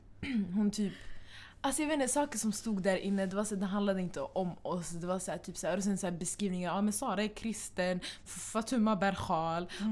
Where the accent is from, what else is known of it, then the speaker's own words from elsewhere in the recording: Stockholm, Stockholm County, Sweden; vi kommer från Husby